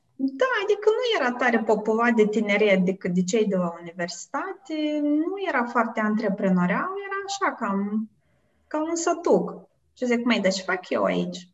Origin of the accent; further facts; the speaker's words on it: Moldova; moved away as an adult; also born or lived in United States; now in Netherlands; eu sunt din Moldova, asta este, pe mine asta mă definește